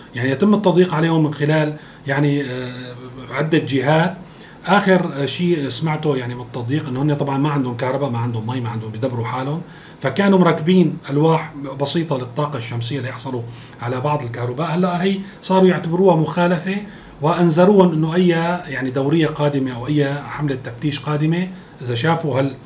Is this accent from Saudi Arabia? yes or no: no; Syria; نحن كلنا كسوريين